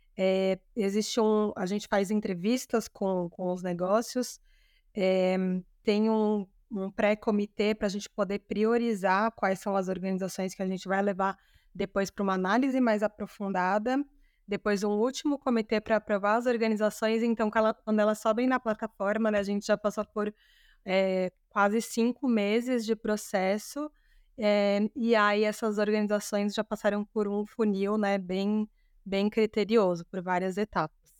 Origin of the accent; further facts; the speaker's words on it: São Paulo, Brazil; Eu sou de São Paulo